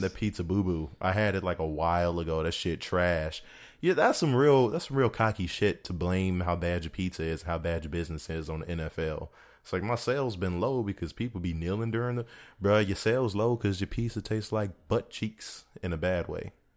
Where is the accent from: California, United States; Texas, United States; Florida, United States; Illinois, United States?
Illinois, United States; Chicago; I'm being from Chicago